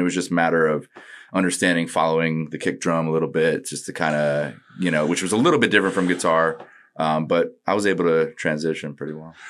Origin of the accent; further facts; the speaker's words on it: Northport, New York, United States; moved away as an adult; also born or lived in Hawaii; I was born and lived there till four, and then I moved to New York around four